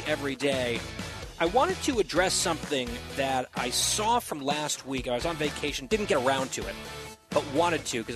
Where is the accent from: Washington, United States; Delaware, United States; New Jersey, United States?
New Jersey, United States; New Jersey, my home state